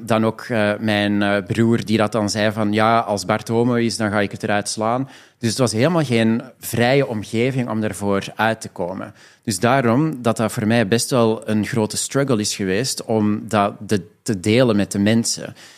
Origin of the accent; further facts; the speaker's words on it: Belgium; moved away as an adult; now in Amsterdam, Netherlands; Ik eh. ben eigenlijk 100% Belgisch. Ik heb daar 27 jaar gewoond en gewerkt.